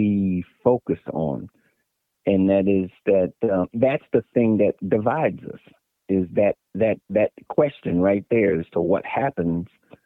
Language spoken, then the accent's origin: English; Maryland, United States; also born or lived in Virginia; I was born in Virginia, and I was raised in Maryland.